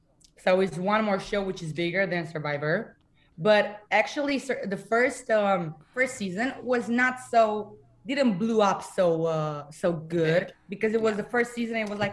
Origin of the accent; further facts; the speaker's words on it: Bucharest, Romania; English is a second language; I'm 22 years old. I'm from Romania, Bucharest, and I'm a singer.